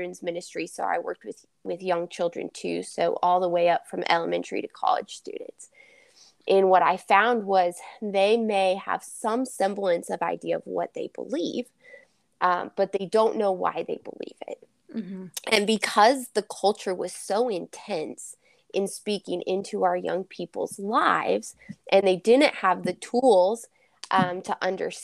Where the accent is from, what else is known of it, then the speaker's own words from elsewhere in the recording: Kansas, United States; I am from Kansas